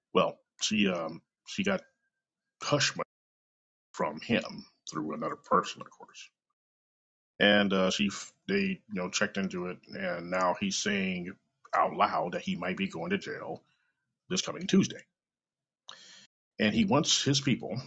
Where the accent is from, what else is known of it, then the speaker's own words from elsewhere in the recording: Kansas City, Missouri, United States; I'm live and direct from Kansas City, Missouri, my hometown